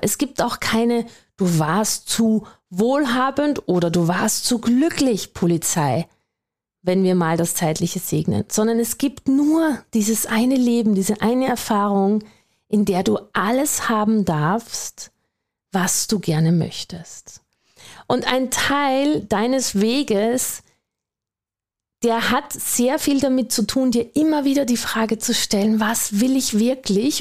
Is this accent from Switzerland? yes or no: no; Austria; accent: Austrian; Vielleicht hast du schon gehört an meinem Dialekt oder meinem Akzent besser gesagt, ich bin Österreicherin